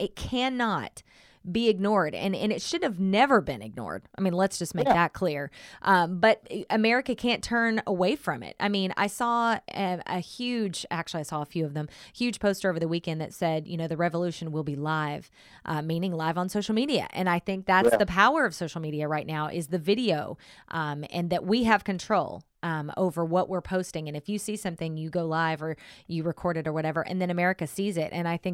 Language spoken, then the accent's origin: English; Oklahoma, United States; Right. Yeah. Southern Oklahoma. Yeah. Yep. Yep.